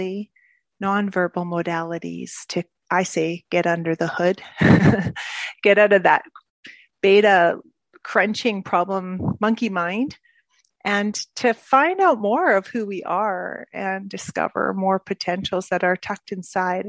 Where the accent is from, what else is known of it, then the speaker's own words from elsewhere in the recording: Edmonton, Alberta, Canada; moved away as an adult; also born or lived in Asia / Middle East; now in Belgium; I grew up in Canada, in Edmonton.